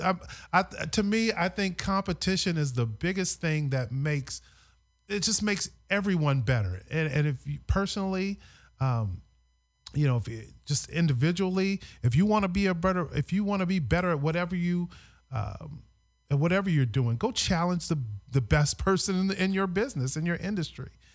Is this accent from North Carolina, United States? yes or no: no; Honolulu, Hawaii, United States; my hometown of, of Honolulu